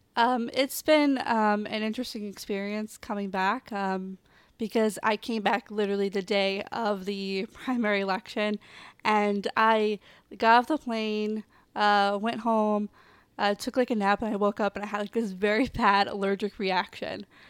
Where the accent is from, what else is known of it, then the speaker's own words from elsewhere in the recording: Kansas City, Missouri, United States; I'm from Kansas City, Missouri